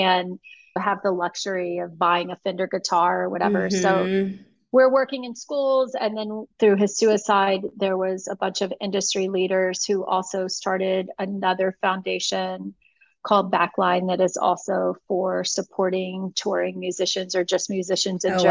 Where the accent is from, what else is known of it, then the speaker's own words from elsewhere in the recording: Texas, United States; moved away; also born or lived in California; being back in my home state